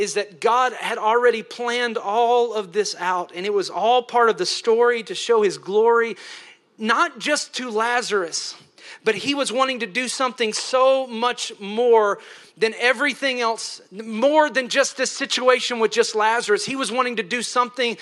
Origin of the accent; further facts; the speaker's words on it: Tennessee, United States; I'm from Tennessee. They got some hot preaching